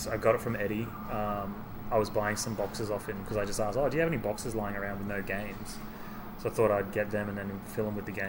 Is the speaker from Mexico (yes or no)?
no; Australia; being Australian.